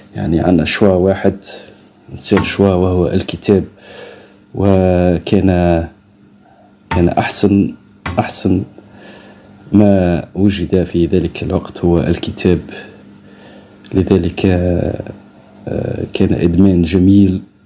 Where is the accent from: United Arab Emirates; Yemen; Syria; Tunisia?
Tunisia; عندنا في تونس